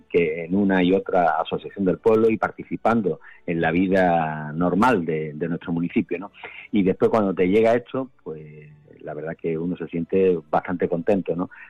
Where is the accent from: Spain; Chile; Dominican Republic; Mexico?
Spain; Castellar de la Frontera, Andalusia; also born or lived in San Roque; Yo soy de San Roque, yo nací en San Roque, yo iba con mis padres desde la barriada de la Almorema cuando nos trasladamos de, San Roque a Castellar, a la barriada de la Almorema con tres años